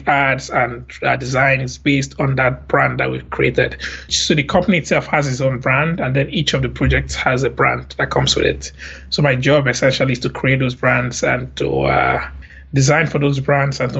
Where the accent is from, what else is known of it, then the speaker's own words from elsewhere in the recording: Lagos, Nigeria; moved away as an adult; now in Montreal, Canada; I grew up in Lagos, Nigeria